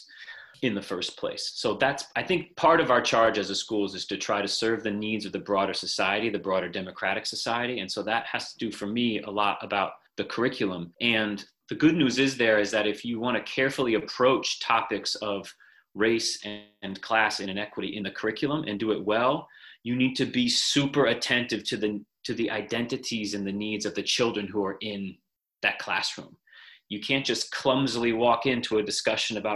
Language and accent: English; Moretown, Vermont, United States; moved away as an adult; also born or lived in New York City / West Africa; I grew up in Vermont, went to Harwood Union High School, and grew up in Moortown